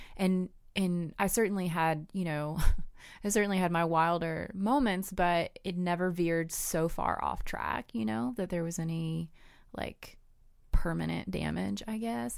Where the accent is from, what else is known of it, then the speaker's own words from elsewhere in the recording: the South, United States; I grew up in the South